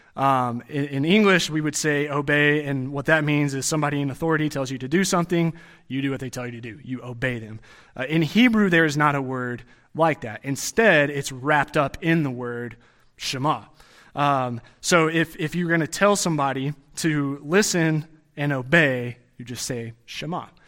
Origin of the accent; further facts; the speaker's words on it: Texas, United States; growing up in Texas